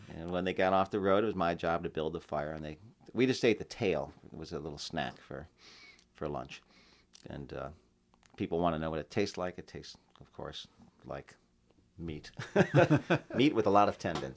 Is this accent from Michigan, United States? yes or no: no; Tucson, Arizona, United States; also born or lived in San Diego; I am from Tucson, Arizona, and I, I still live there